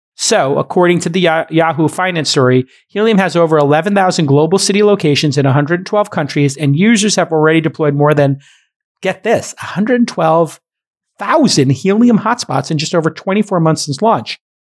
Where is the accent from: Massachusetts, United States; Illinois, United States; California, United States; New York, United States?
New York, United States; As a New Yorker, with a brother who's a firefighter and having been in Manhattan